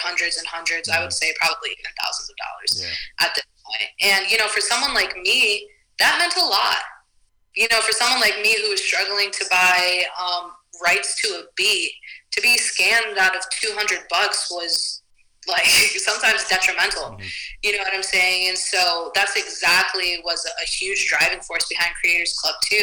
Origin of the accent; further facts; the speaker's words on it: Toledo, Ohio, United States; I'm from Toledo, Ohio